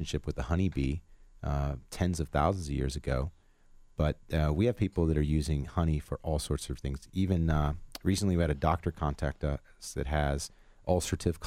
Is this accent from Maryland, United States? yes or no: no; Northwest Ohio, United States; now in Colorado, United States; I grew up in Northwest Ohio